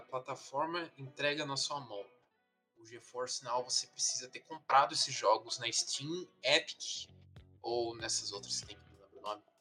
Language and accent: Portuguese; Brazil; como bom brasileiro